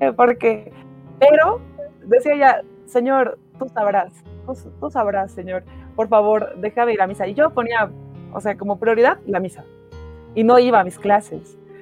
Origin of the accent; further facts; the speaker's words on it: El Alto, La Paz, Bolivia; yo soy del Alto, yo vivo en una parroquia